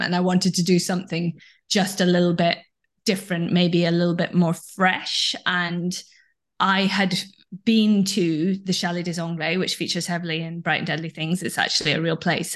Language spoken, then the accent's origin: English; Scotland, United Kingdom; now in London, United Kingdom; This is where I live now, although I grew up in Scotland.